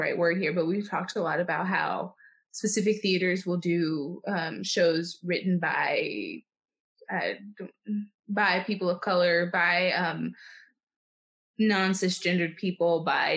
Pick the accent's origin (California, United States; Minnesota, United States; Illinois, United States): Illinois, United States; Chicago; now in New York, United States; I'm from Chicago